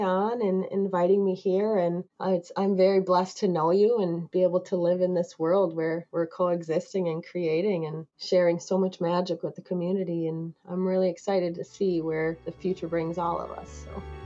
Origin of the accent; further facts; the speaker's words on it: United States; growing up in America